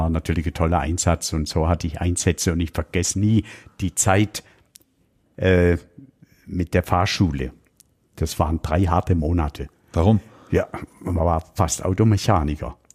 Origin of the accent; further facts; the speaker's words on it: Baden-Württemberg, Germany; wir sind ja auf dem Schwarzwald aufgewachsen. Ich habe noch sechs Geschwister und äh, meine Eltern hatten eine Pension.